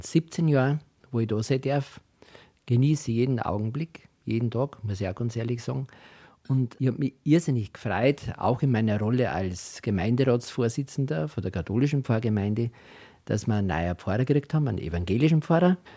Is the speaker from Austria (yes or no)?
yes; Rottenbach, Upper Austria, Austria; moved away as an adult; also born or lived in Diocese of Eichstätt, Bavaria; now in Sulzbürg, Germany; in Rotenbach, da wo ich herkomme, in den Bezirk Christkirchen, was ja ein Stammland für die Landler gewesen ist